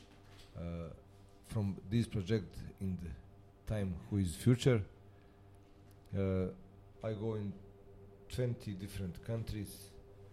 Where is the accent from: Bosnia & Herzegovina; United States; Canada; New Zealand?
Bosnia & Herzegovina; Pale, Republika Srpska; English is a second language; I am from Bosnia, from little municipality Pale, little town, near Sarajevo